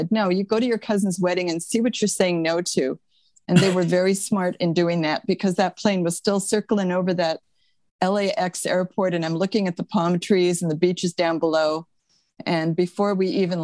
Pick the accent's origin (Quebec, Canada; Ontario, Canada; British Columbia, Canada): Quebec, Canada; Montreal; moved away as an adult; now in California, United States; I'm originally from Montreal, Canada. I moved to California when I was 20.